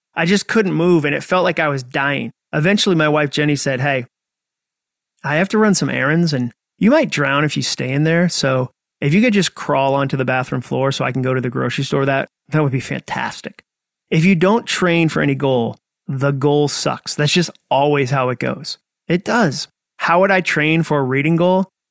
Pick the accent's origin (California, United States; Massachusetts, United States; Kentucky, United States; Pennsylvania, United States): Massachusetts, United States; I grew up in Massachusetts